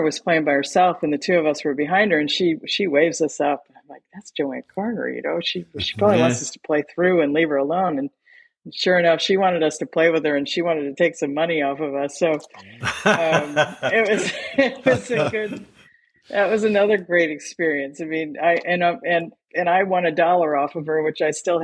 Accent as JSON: {"language": "English", "region": "Michigan", "country": "United States", "tie": "born or raised there", "also_born_or_lived": "Columbus, Ohio", "moved": "as an adult", "said": "where I grew up in Michigan"}